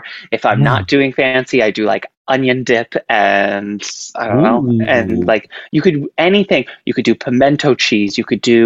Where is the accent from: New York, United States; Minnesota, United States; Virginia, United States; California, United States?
New York, United States; Growing up in New York in a very Jewish household, in a very Jewish community